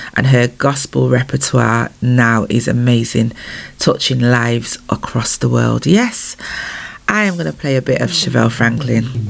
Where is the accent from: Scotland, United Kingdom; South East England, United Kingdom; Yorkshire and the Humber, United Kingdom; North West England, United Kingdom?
North West England, United Kingdom; Manchester; my hometown of Manchester, UK